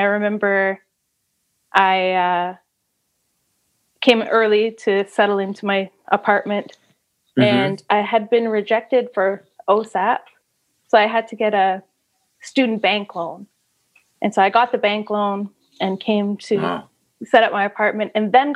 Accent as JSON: {"language": "English", "town": "Sudbury", "region": "Ontario", "country": "Canada", "moved": "yes", "said": "I'm coming from Sudbury too"}